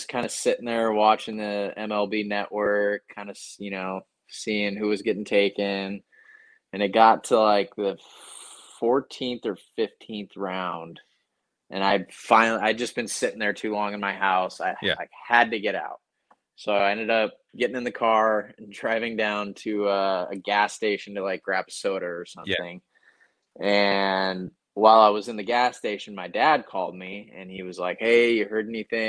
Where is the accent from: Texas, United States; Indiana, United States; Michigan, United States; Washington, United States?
Washington, United States; Not in the Seattle area very much, but like my hometown gets a good amount of snow.